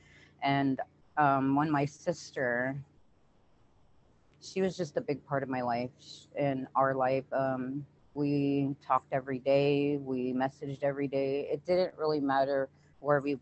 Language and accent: English; Wapato, Washington, United States; I'm from Waupato, Washington, born and raised